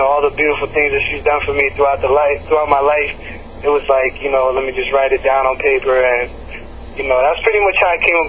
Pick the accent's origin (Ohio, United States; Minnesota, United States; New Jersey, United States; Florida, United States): New Jersey, United States; moved away as an adult; now in Atlanta, United States; I was born and raised in Jersey, and came out to Atlanta to go to school.